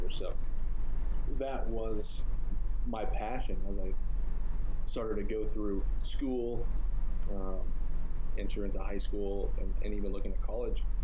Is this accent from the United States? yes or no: yes; Tucson, Arizona, United States; also born or lived in Colorado; Um, I grew up in Tucson, Arizona. I was born in Colorado.